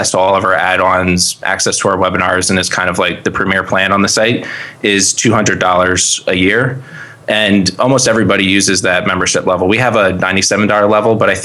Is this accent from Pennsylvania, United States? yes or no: yes; Reading, Pennsylvania, United States; also born or lived in Philadelphia area; I was born in Reading. So my family's from here.